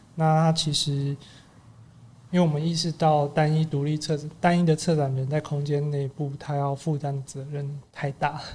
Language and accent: Chinese; Taipei, Taiwan; 我小时候其实是念旁边的万达国小，因为我妈是学校老师，所以我从大概两三岁的时候一路到小二都一直在这边